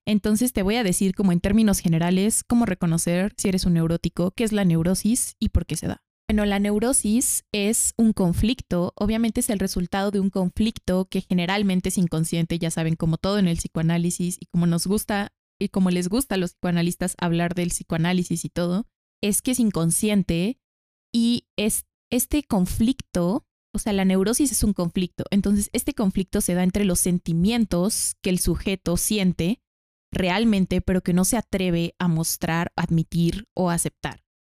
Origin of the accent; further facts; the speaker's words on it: Mexico; aquí en México